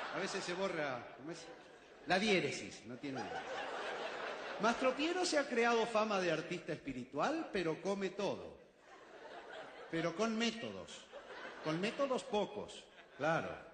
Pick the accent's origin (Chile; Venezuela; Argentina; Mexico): Argentina; corajudo, se dice en mi país